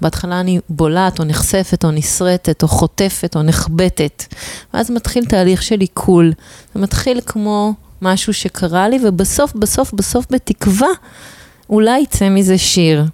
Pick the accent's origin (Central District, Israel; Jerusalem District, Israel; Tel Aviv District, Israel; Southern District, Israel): Tel Aviv District, Israel; Tel Aviv; שבתור תל אביבית